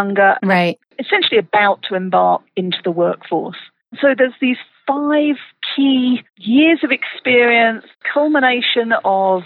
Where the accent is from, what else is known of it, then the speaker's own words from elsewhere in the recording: United Kingdom; moved away as an adult; now in Colorado, United States; I'm originally from the UK